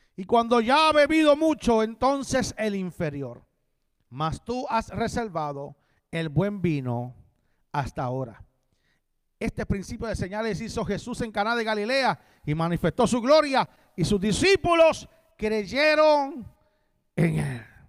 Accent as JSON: {"language": "Spanish", "country": "Puerto Rico", "moved": "as an adult", "lives_now": "Florida, United States", "said": "soy de Puerto Rico, pero vivo en Florida"}